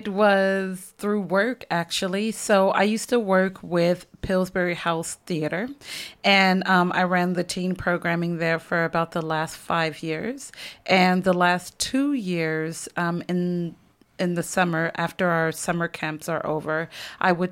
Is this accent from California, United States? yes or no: yes; Oakland, California, United States; now in Minneapolis, United States; I'm from Oakland, California originally, and I'm in Minneapolis